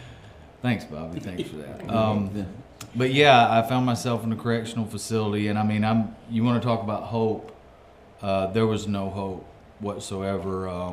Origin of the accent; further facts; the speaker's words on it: Coleman, Alabama, United States; I'm from Coleman, Alabama. I'm 41 years old.